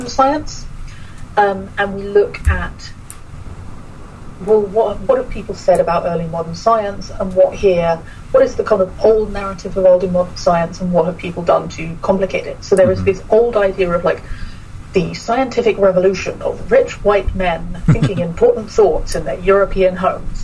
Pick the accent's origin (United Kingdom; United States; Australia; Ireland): United Kingdom; moved away as an adult; now in Astana, Kazakhstan; who I am as a British person